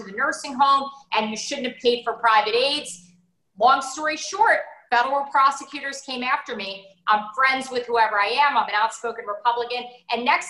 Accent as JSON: {"language": "English", "town": "Teaneck", "region": "New Jersey", "country": "United States", "tie": "born or raised there", "also_born_or_lived": "Florida", "moved": "yes", "said": "I grew up in New Jersey. I grew up in Teaneck."}